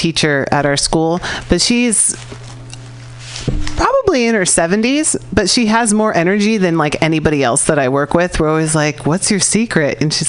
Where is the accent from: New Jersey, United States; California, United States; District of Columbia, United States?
California, United States; I'm from California, so like when we think about other states, we're like, they're over there.